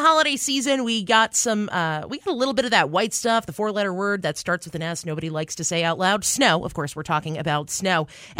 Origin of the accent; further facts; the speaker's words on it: New York, United States; now in Lynden, United States; I'm from New York.